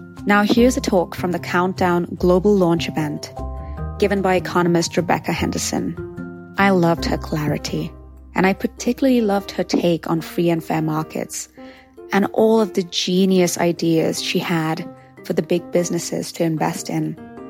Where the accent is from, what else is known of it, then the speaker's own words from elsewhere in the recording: Mumbai, Maharashtra, India; moved away as an adult; now in Los Angeles, United States; As my hometown, my home country, Mumbai, India, as well as my adopted home, my second home, Los Angeles, California